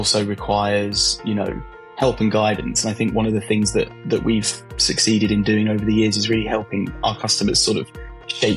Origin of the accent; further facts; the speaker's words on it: London, United Kingdom; now in Brighton, United Kingdom; I was born in Hammersmith in London, for those who are familiar with London. And I grew up around there and around Southeast London